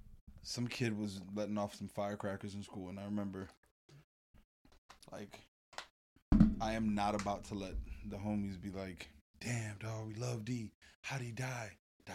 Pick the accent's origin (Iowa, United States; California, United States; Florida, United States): Florida, United States; Miami; moved away as an adult; also born or lived in Atlanta / New Jersey; now in West Palm Beach, United States; I did live in Jersey. So I'm born and raised in Carroll City, Miami, Florida. Hopped around a little bit